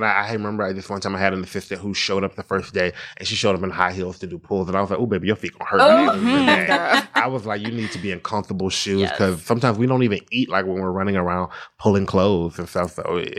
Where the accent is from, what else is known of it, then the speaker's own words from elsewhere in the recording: Statesboro, Georgia, United States; also born or lived in Atlanta, Georgia; I'm just really a small town boy from small town. I grew up in Statesboro, Georgia